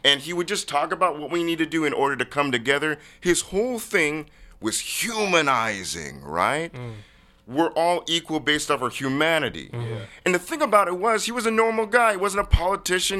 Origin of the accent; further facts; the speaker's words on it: University Place, Washington, United States; I grew up in University Place, Washington.